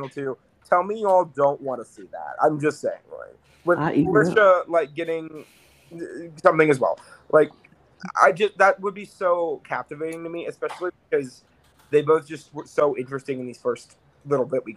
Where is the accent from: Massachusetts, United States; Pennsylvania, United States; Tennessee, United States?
Tennessee, United States; Bristol; I am originally located relatively close to Gatlinburg